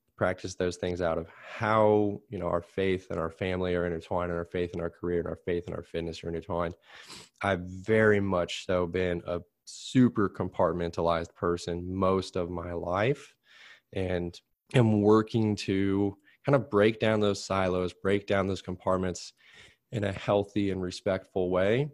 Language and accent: English; Plainfield, United States; I'm working in Plain Field now